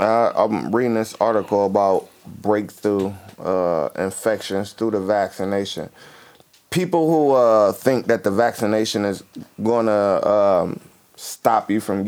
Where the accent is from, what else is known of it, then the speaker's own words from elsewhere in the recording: United States; I'm as an American, and I know I probably shouldn't be proud of being American because I'm black, but I got rights that nobody else got.